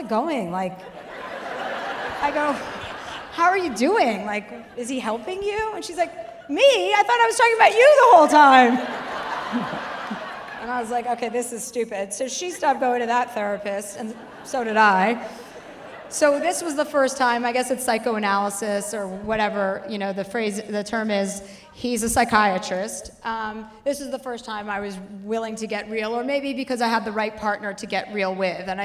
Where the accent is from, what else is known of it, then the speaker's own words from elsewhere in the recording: New Jersey, United States; now in Los Angeles, United States; I live in LA and I'm from New Jersey